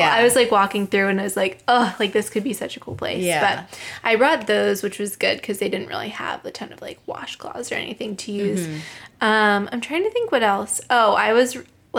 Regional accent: Pittsburgh, Pennsylvania, United States; moved away as an adult; now in Boston, United States; I'm from Pittsburgh, and I still have a group of close high school friends

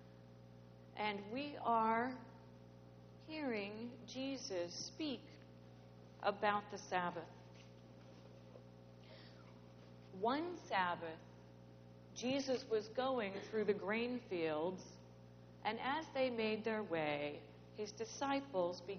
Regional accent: St. Louis, Missouri, United States; I grew up in St. Louis

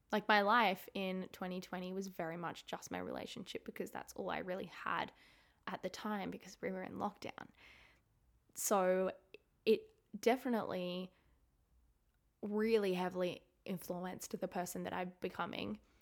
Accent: Sydney, New South Wales, Australia; also born or lived in Melbourne; I moved away from Melbourne. I moved back home to Sydney.

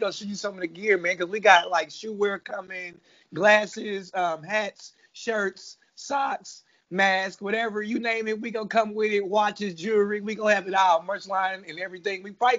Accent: Indiana, United States; now in Hayti, Missouri, United States; I'm in Missouri, but I'm from Indiana, though.

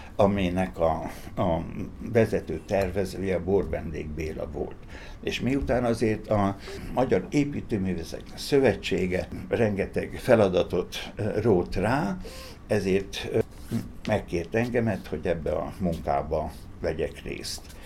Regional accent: Szeged, Csongrád-Csanád, Hungary; Tőzsgyőkeres Szegedi vagyok

